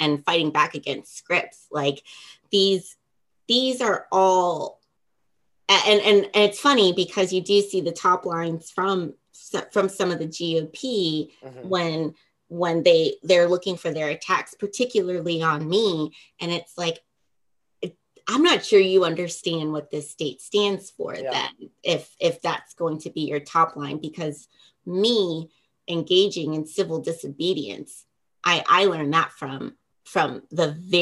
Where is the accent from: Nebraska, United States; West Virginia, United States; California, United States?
West Virginia, United States; my home state